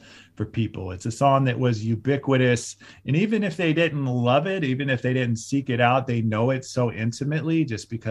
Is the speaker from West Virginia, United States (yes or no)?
no; Cleveland, Ohio, United States; also born or lived in St. Louis, Missouri / Columbus, Ohio / Oakland, California / New York City; I grew up mostly in the suburbs of Cleveland